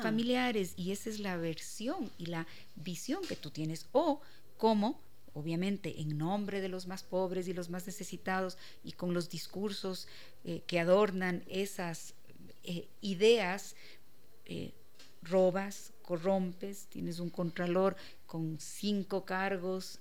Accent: Quito, Pichincha, Ecuador; yo amo a mi ciudad, yo, soy orgullosa de Quito

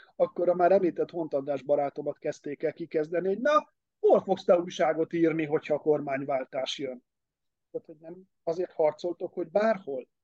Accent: Hungary; egy más korosztály vagyok, meg vidéki

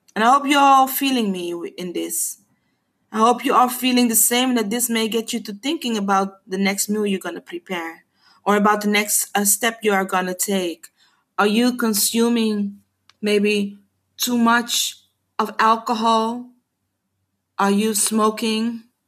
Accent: Curaçao; first language Papiamento; English is a second language; I am a woman from the Caribbean, from Curacao

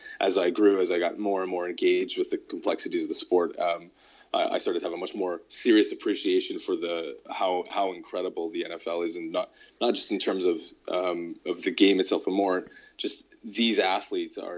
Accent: Saskatchewan, Canada; moved away as an adult; now in United Kingdom; I'm from Saskatchewan as well, which is I guess you could say the Texas of Canada

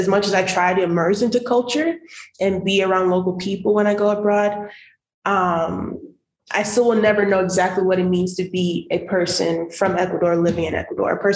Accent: United States; in the US, I'm Black first, I'm African American.

